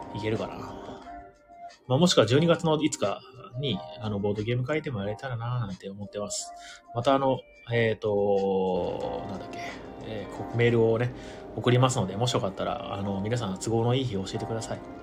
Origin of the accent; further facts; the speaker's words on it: Imabari, Ehime, Japan; now in Tokyo, Japan; 出身今治ってとこ